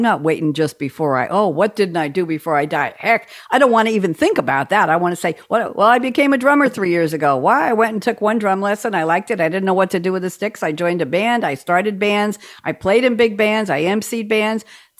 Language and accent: English; New York, United States; also born or lived in Long Island; I'm a New Yorker, as if you couldn't tell.